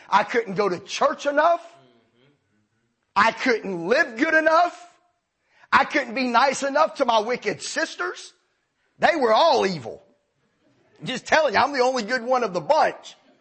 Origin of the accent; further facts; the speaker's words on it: Marietta, College Park, Georgia, United States; my daddy took a job where we, we moved from Marietta to Riverdale. And well, we moved to College Park at the time. We never found another church. I spent my entire teen years out of church.